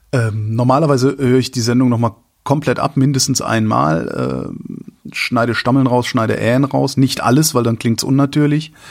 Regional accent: Rhineland, Germany; Rhein, Rhein, also das Rheinland, wo ich herkomme, ist, ist, find, empfinde ich als freundlich.

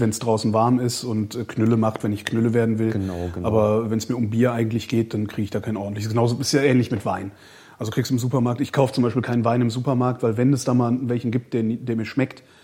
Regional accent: Cologne, North Rhine-Westphalia, Germany; Also ich komme ja aus Köln, darum Pefken und das ist ja.

